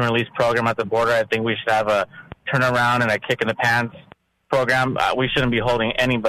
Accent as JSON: {"language": "English", "region": "California", "country": "United States", "tie": "born or raised there", "said": "a Hispanic American. You know, I was born in the United States. Both of my parents are from Mexico."}